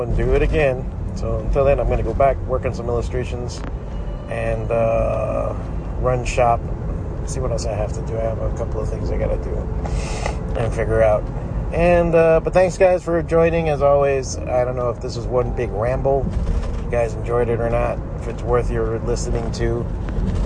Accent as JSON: {"language": "English", "country": "United States", "tie": "born or raised there", "said": "And I was born here"}